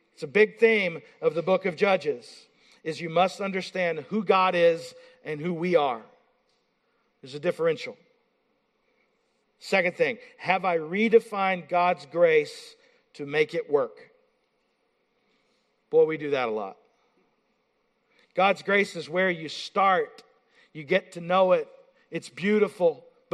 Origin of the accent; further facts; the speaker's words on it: Appalachia, Eastern Kentucky, United States; now in Pennsylvania, United States; I'm from Appalachia